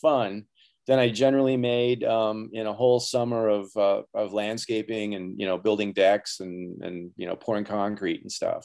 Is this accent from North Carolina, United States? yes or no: no; Wisconsin, United States; I was born and raised in Wisconsin